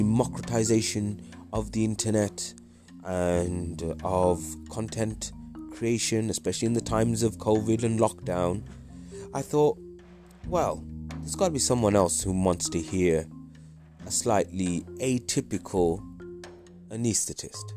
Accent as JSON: {"language": "English", "region": "Midlands", "country": "United Kingdom", "tie": "born or raised there", "also_born_or_lived": "Wales / North of England", "said": "I was born in Wales, lived most of my life in the Midlands"}